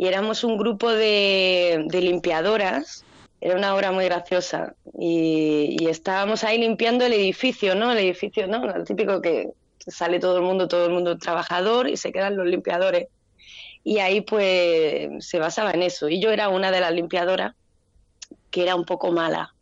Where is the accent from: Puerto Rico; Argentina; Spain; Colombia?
Spain; Andalusia; moved away as an adult; now in Brazil; El de Gata es un homenaje a mi tierra